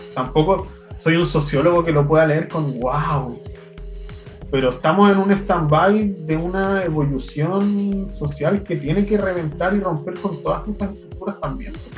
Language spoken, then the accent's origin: Spanish; Chile; les chilenes, en general, hoy en día somos producto del colonialismo